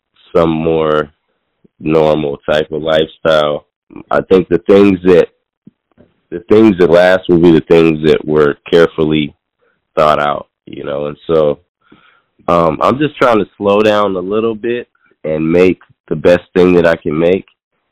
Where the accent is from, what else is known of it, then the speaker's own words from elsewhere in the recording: Seattle, Washington, United States; moved away; also born or lived in New York; I'm originally from Seattle, and I came back to Seattle back in 2020